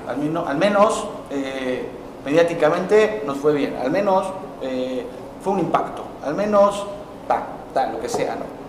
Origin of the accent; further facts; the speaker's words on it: Mexico; moved away as an adult; now in Malaysia; yo soy mexicano, yo soy orgullosamente mexicano.